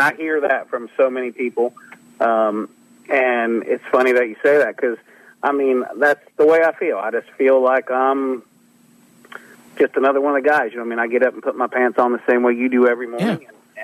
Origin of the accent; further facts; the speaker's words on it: Ohio River Valley, United States; growing up where I grew up on the Ohio River